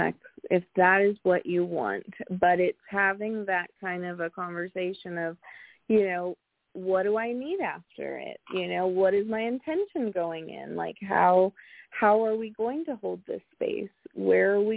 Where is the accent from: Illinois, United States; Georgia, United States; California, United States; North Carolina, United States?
California, United States; San Francisco Bay Area; I grew up in the San Francisco Bay Area